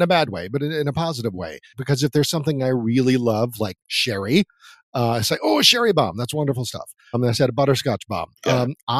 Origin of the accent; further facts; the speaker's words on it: New Orleans, Louisiana, United States; moved away as an adult; now in Los Angeles, United States; I grew up in New Orleans in a Creole family.